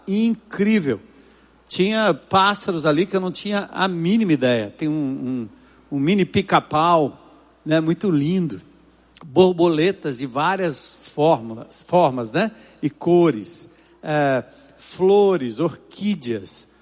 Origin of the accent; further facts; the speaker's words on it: São Paulo, Brazil; desde que eu nasci e me criei na Zona Norte de São Paulo